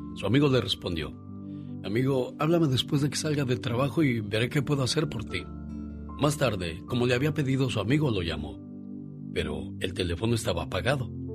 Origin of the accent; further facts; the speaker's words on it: Nochistlán, Zacatecas, Mexico; moved away; un día salí de Nochistlán, Zacatecas, pero Nochistlán, Zacatecas nunca salió de mí